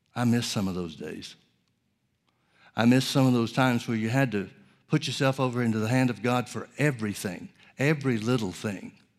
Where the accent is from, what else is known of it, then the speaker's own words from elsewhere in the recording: Alabama, United States; also born or lived in Oklahoma; now in California, United States; I grew up in Alabama and spent several years in Oklahoma.